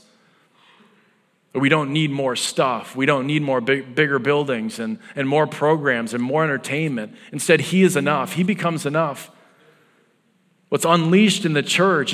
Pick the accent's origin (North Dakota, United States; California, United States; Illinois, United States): North Dakota, United States; now in Iowa, United States; coming from North Dakota